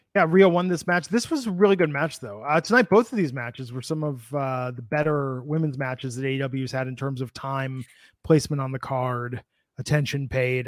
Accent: Midwest, United States; also born or lived in Bay Area, California / Michigan; as a kid growing up in the Midwest

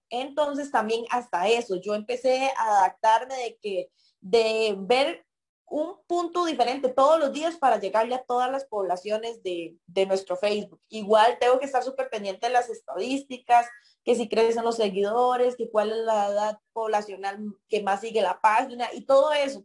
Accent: Puriscal, San José, Costa Rica; soy de Bajo los Murillo, de Puriscal, una zona bastante lejana del cantón

